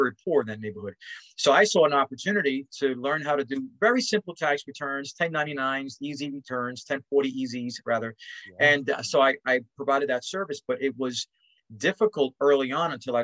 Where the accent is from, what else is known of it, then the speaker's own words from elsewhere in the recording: New York City, New York, United States; I grew up in Spanish Harlem